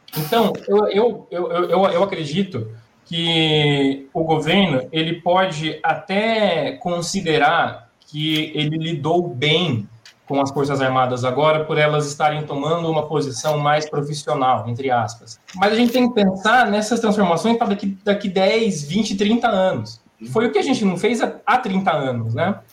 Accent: Brazil

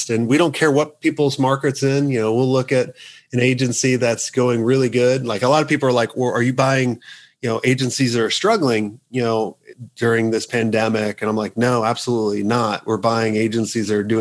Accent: United States; I'm the only token American right now.

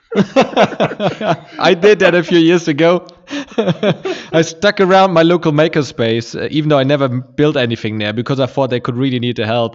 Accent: Germany; born or raised there

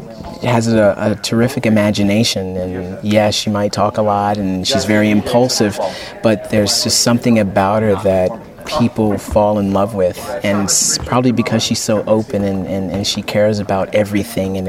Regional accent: Atlanta, Georgia, United States; moved away as an adult; now in Los Angeles, United States; I'm from Atlanta, Georgia. I started acting there.

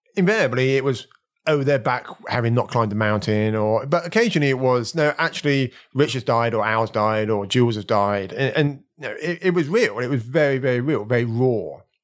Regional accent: Slough, South East England, United Kingdom; I was born in Slough

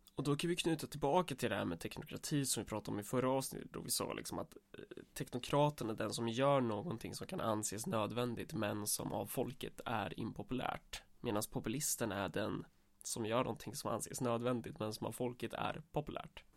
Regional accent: Närke, Örebro County, Sweden; Vi är för fan närkingar

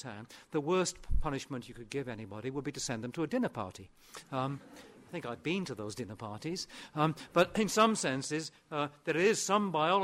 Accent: Aberystwyth, Wales, United Kingdom; first language Welsh; English is a second language; I'm actually speaking my second language at the moment, because my first language is, or at least was, Welsh, and I was brought up in West Wales and Aberystwyth

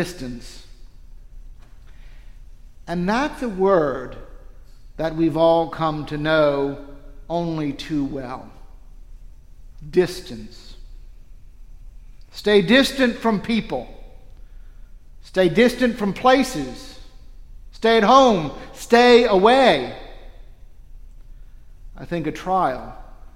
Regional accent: New Orleans, Louisiana, United States; moved away as an adult; now in Naples, United States; I'm from New Orleans

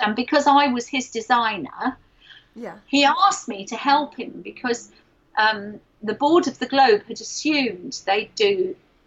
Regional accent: London, United Kingdom; I'm a Londoner

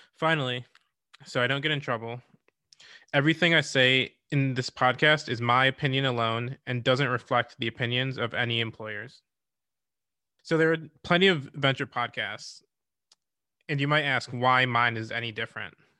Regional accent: Rochester, New York, United States; I grew up in Rochester, New York

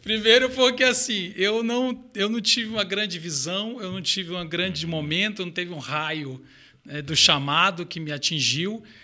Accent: Belém, Pará, Brazil; also born or lived in Belo Horizonte; now in São Paulo, Brazil; Eu sou de Belém do Pará

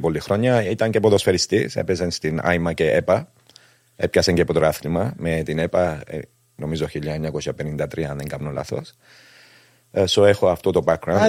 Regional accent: Cyprus; γεννήθηκα στην Κύπρο 1967

